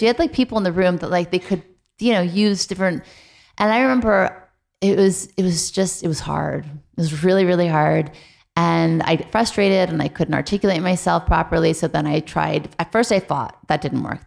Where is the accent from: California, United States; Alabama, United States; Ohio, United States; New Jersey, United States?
California, United States; Beverly Hills; also born or lived in New Orleans; I moved from New Orleans to Beverly Hills in the third grade